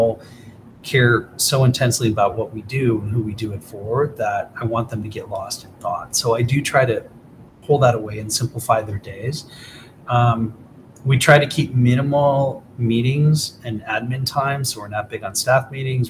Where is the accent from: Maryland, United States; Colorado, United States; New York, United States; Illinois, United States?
Illinois, United States; Aurora; I grew up in Aurora, Illinois